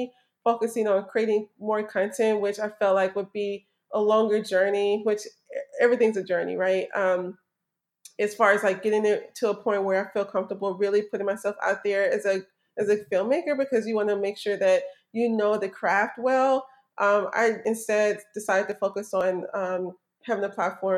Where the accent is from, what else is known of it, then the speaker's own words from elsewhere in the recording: Memphis, Tennessee, United States; now in Washington, D.C., United States; I live in the D.C. area. I'm from Memphis, Tennessee, originally.